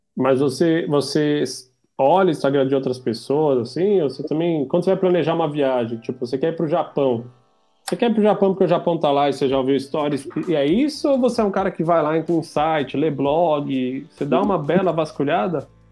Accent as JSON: {"language": "Portuguese", "region": "São Paulo", "country": "Brazil", "moved": "as an adult", "lives_now": "Portugal", "said": "Sou de São Paulo."}